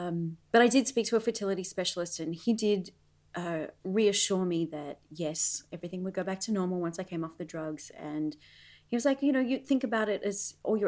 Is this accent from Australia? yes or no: yes; Australia; now in Las Vegas, United States; and I got married, and of course, Australia wasn't home anymore. Las Vegas was home. But yes, I'm from Australia.